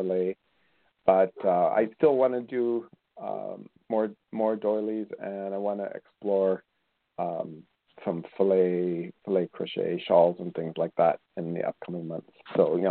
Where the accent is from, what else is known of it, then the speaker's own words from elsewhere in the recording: Colombia; moved away; I grew up in Colombia in South America.